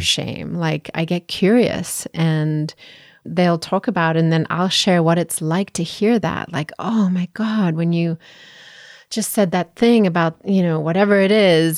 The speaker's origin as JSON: {"language": "English", "country": "South Africa", "tie": "born or raised there", "said": "I grew up in South Africa"}